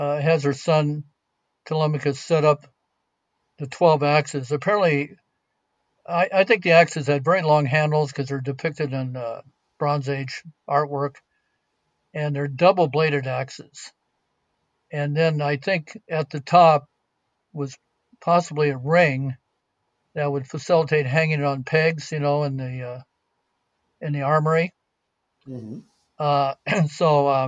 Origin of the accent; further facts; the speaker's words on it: California, United States; I'm from California, but I'm a poor archaeologist